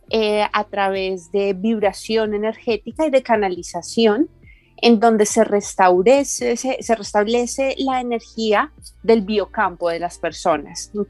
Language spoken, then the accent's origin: Spanish; Bogotá, Colombia; now in Madrid, Spain; Sí, sí, sí, soy Rola.